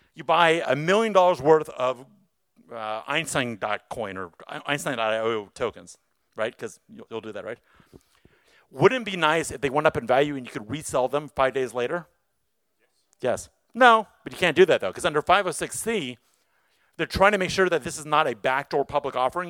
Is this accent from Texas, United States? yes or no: no; Los Angeles, California, United States; I'm from Los Angeles